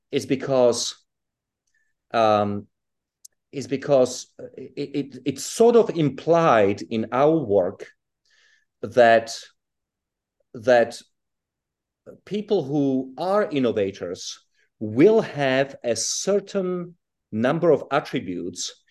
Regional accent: Czechia; English is a second language; also born or lived in South Africa / United Kingdom; I was born in Europe, but I I grew up in Czechoslovakia and in South Africa, and then in Britain.

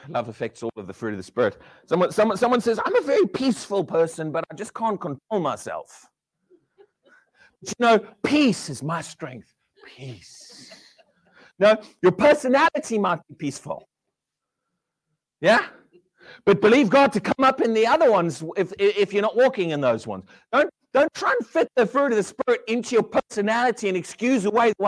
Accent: South Africa; now in United Kingdom; I'm South African, but I've lived here a long time.

